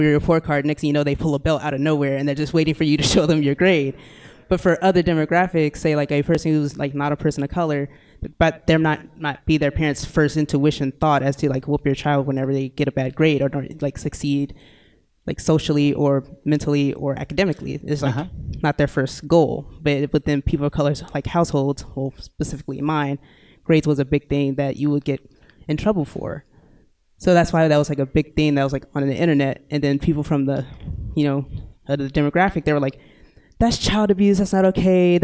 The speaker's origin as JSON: {"language": "English", "town": "Irving", "region": "Texas", "country": "United States", "said": "I am from Irving, Texas. Which is in Dallas County."}